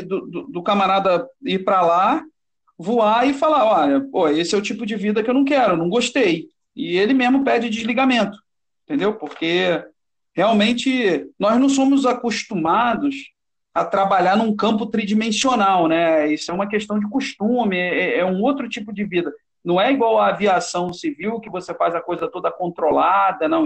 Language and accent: Portuguese; Nova Iguaçu, Rio de Janeiro, Brazil; Eu, quando era garoto, né, meu pai é do Corpo de Bombeiros, e aí nós somos de Nova Iguaçu, aqui da Baixada Fluminense, no Rio